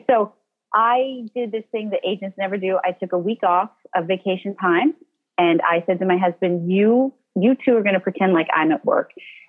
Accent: Midwest, United States; moved away; I grew up in the Midwest, and most Midwesterners don't become writers.

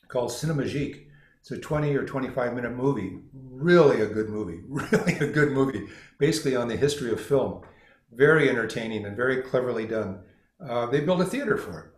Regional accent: Los Angeles, California, United States; moved away; I was actually born downtown Los Angeles. I'm from California, and though I didn't live here all my life

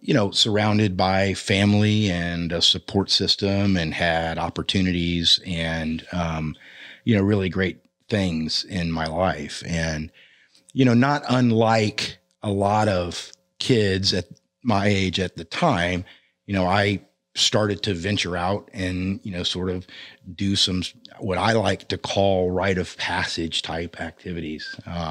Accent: Orlando, Florida, United States; I mean, I was born and raised predominantly in Orlando, Florida. And I'm the son of conservative Christian healthcare professionals.

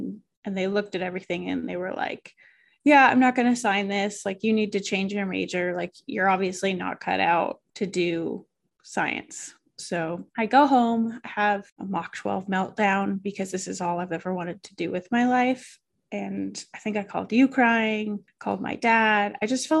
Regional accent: Oxford, Massachusetts, United States; I grew up in Oxford, Massachusetts.

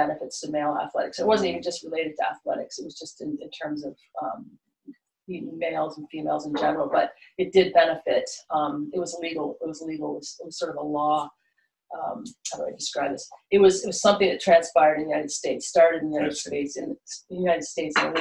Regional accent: Prince Edward Island, Canada; I grew up in Prince Edward Island

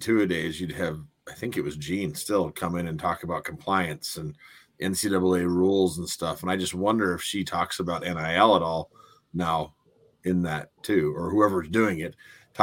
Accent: Missoula, Montana, United States; I lived in Missoula. So I was from Missoula

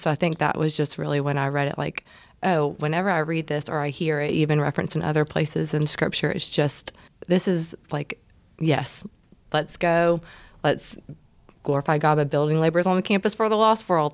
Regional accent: Savannah, Georgia, United States; I'm originally from Savannah and have had family that's lived on the water

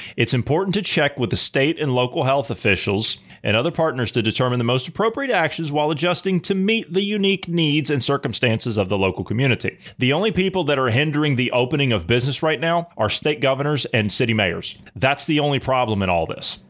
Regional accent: United States; as an American, who's a common sense thinking person

